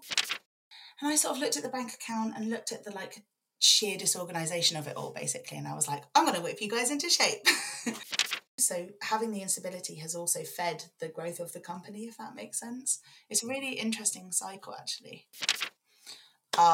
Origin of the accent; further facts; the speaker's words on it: London, United Kingdom; now in Leeds, United Kingdom; I was born in West London, outer West London, in a place called Brentford, mostly in an estate that's mostly famous for a show called People Just Do Nothing, Corrupt FM. yeah, that's the estate I grew up on